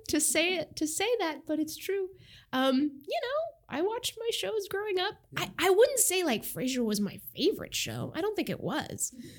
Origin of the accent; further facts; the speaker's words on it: New Hampshire, United States; moved away as an adult; also born or lived in Monterrey, Nuevo León, Mexico / Maine; now in Seattle, United States; But I grew up actually mostly in New England, so New Hampshire, the seacoast area of New Hampshire.